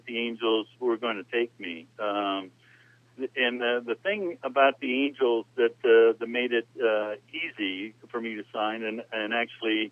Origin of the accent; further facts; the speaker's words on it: Euclid, Ohio, United States; moved away as an adult; also born or lived in California / Kansas City; But I grew up in Cleveland, actually Euclid, Ohio, a suburb of Cleveland